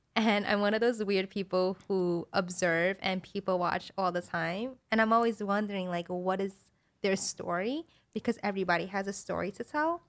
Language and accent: English; New York City, New York, United States; that's where I grew